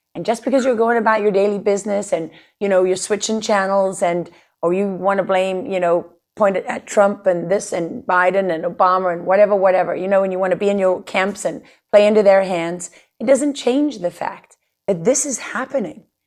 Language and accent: English; South Africa; moved away as an adult; now in United States; a white South African growing up in a country